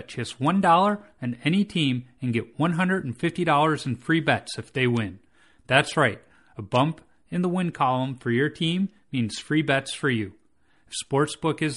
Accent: Chicago, Illinois, United States; moved away; I grew up in Chicago

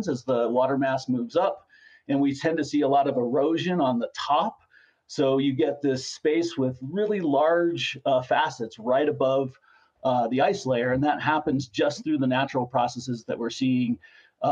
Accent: Colorado, United States; I grew up in Colorado

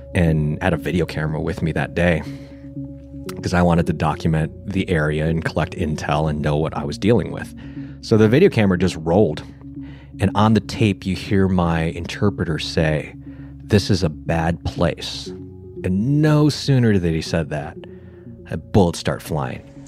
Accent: Buffalo, New York, United States; moved away; I'm from Buffalo, New York.

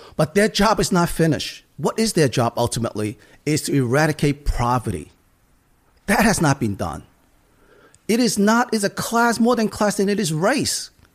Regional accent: United States; I grew up in Chinatown. These are the people I grew up

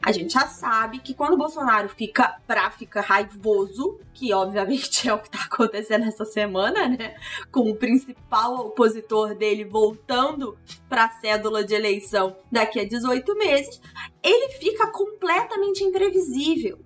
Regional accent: Petrópolis, Rio de Janeiro, Brazil; cidade onde eu nasci, apesar de eu negar veementemente, Petrópolis

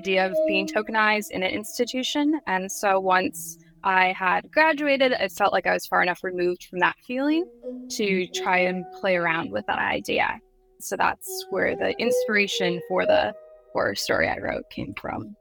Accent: White Earth Reservation, Minnesota, United States; I'm Anishinaabe from White Earth Reservation in Minnesota.

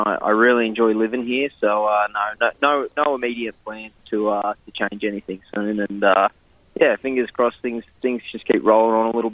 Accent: Queensland, Australia; moved away as an adult; also born or lived in Sydney, Australia; now in New Jersey, United States; I grew up in Queensland, and it was, you know, it was pretty much hot and hotter up there.

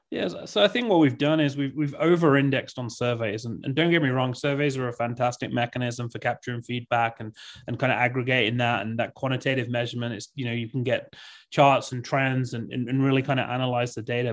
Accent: England, United Kingdom; moved away as an adult; now in Park City, United States; grew up in England, uh, for thirty, thirty-two years, and then, yeah, moved to the U S about six years ago

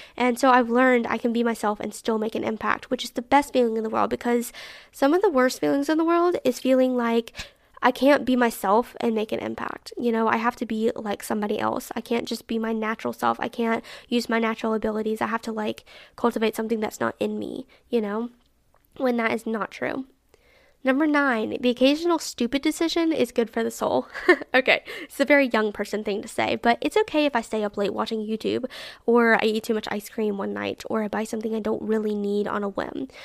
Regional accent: Alabama, United States; I'm really proud of Alabama and my particular city

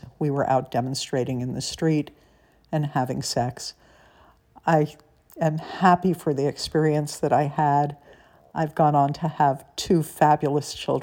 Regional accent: United States; also born or lived in New York City, New York / Los Angeles, California; I grew up in New York City and in Los Angeles on the Upper West Side in one and on the West Side of LA in the other

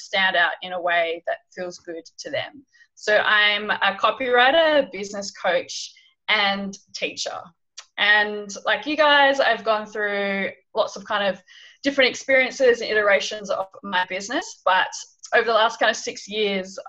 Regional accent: Hobart, Tasmania, Australia; moved away as an adult; also born or lived in London / Bangladesh; So I'm originally from Hobart, Tasmania, in Australia

